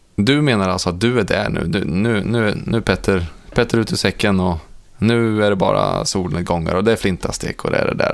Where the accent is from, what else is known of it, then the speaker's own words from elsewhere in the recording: Ransäter, Värmland, Sweden; moved away; när jag är eh, hemma i Ransäter på midsommar